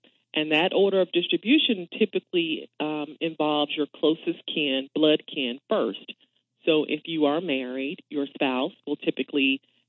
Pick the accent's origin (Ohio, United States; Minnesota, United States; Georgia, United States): Georgia, United States; Thomasville; Born and raised in Thomasville, Georgia.